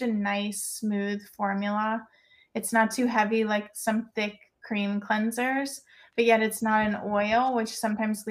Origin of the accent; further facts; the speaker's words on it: Missouri, United States; moved away; I'm from Missouri originally.